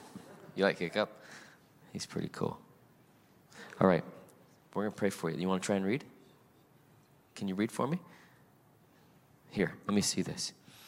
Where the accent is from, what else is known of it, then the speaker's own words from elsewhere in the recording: Salt Lake City, Utah, United States; now in California, United States; You know, I was born and raised in Salt Lake City, Utah. I am not originally from California.